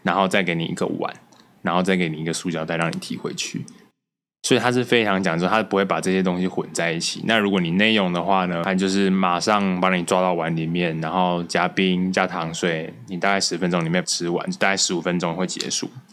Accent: Taichung, Taiwan; 身为台中人，我其实也没有到很喜欢

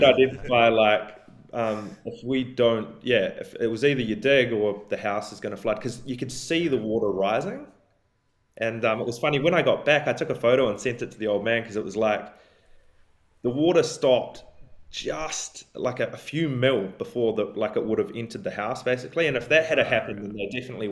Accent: Nelson, New Zealand; moved away as an adult; also born or lived in Christchurch, New Zealand / Minneapolis, United States; now in Australia; I grew up in Nelson and Marlborough

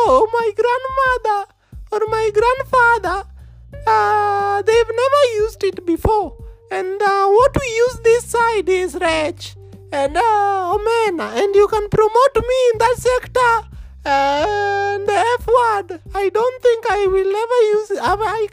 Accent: Kisumu, Kisumu County, Kenya; I am from Kisumu!

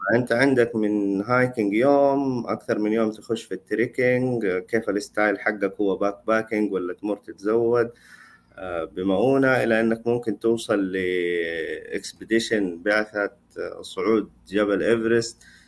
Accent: Saudi Arabia; عندنا في السعوديه

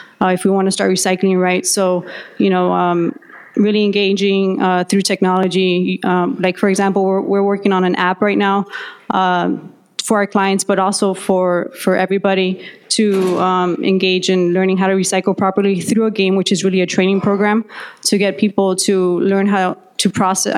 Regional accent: Florida, United States; I'm from Florida

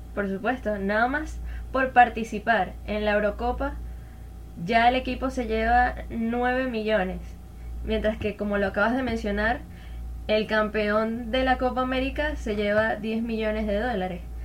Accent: Venezuela; como venezolana

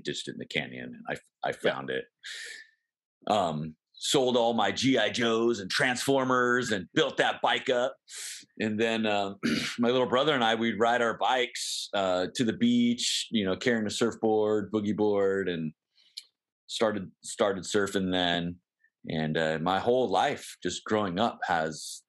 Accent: San Diego, California, United States; moved away as an adult; also born or lived in Des Moines, Iowa; now in Arkansas, United States; I was born in Des Moines, Iowa, but we moved to San Diego when I was 2 months old. So I always say born and raised in San Diego

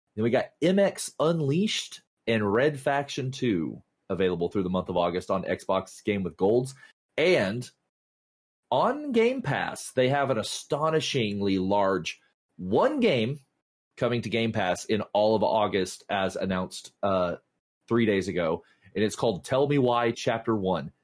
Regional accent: the South, United States; I was raised in the South

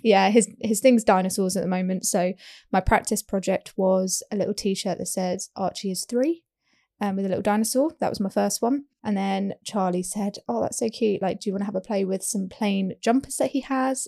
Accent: United Kingdom; We are British

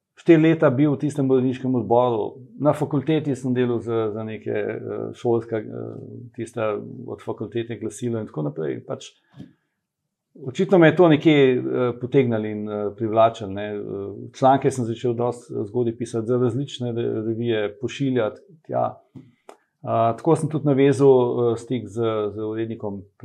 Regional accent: Ljubljana, Slovenia; moved away as an adult; now in Kamnik, Slovenia; jaz sem pač Ljubljančan, bil ne, zdaj sem že dolg časa v, kam, v Kamniku

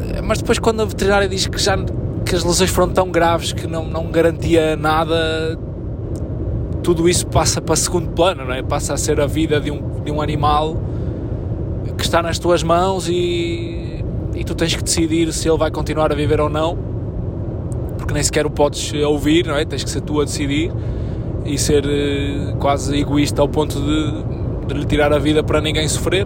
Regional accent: Arcozelo, Portugal; also born or lived in Lisbon; o clube da minha terra

